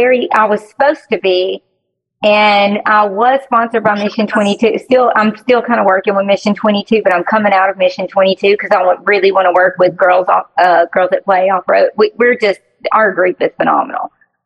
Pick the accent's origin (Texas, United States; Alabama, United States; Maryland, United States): Alabama, United States; I live in Alabama.